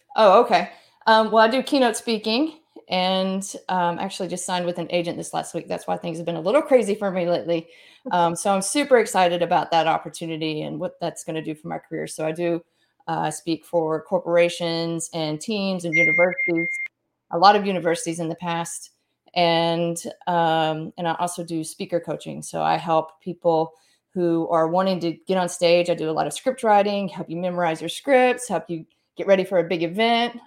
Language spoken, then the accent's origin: English; Mississippi, United States; moved away as an adult; grew up here for the most part, my family's originally from Kentucky, and, um, I grew up here and went to school here